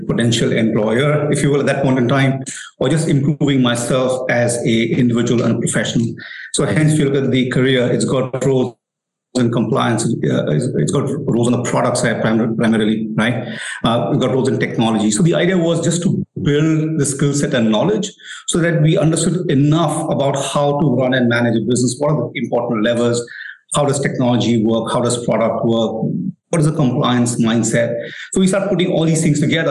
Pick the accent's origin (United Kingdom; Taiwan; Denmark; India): India; moved away as an adult; also born or lived in United States / Pune; Born and raised in India